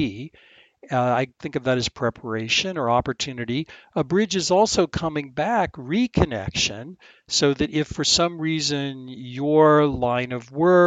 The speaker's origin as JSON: {"language": "English", "town": "Apopka", "region": "Florida", "country": "United States", "tie": "born or raised there", "said": "I grew up in the middle of nowhere, a little town called Apopka, Florida"}